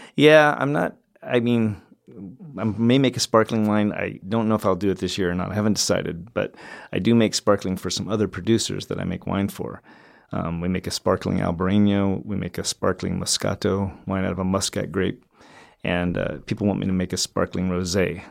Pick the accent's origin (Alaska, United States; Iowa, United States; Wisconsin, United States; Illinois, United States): Alaska, United States; moved away as an adult; also born or lived in Walla Walla, Washington; I grew up in Alaska and, um, enjoyed the outdoors up there